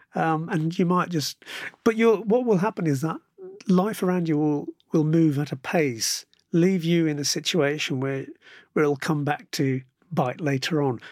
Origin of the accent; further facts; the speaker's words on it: Birmingham, West Midlands, United Kingdom; it's my hometown